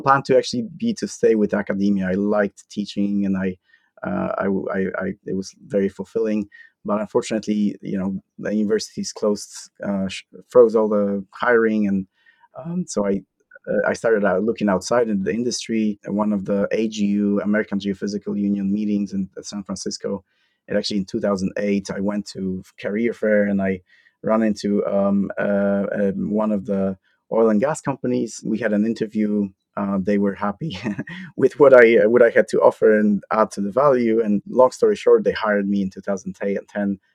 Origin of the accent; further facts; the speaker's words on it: Poland; moved away as an adult; also born or lived in Iowa, United States; born and raised in Poland